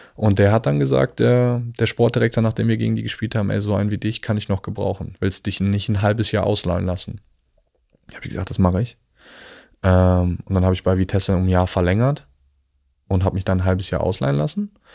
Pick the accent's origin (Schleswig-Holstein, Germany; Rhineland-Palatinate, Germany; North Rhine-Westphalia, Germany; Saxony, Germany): North Rhine-Westphalia, Germany; village near the Dutch border, about 15 minutes from Arnhem; moved away as an adult; also born or lived in Italy; now in Berlin, Germany; bin aufgewachsen im Dorf, das letzte Dorf vor der holländischen Grenze